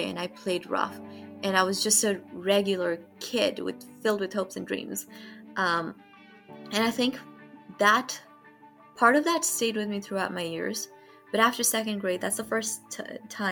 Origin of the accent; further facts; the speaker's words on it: Kathmandu, Bagmati, Nepal; moved away as an adult; now in United States; I was born and raised in Kathmandu, Nepal